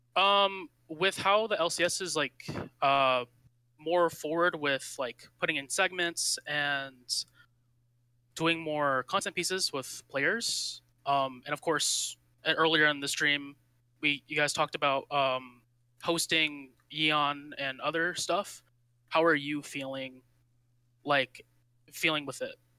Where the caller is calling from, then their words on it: Long Beach, California, United States; I'm calling from Long Beach, California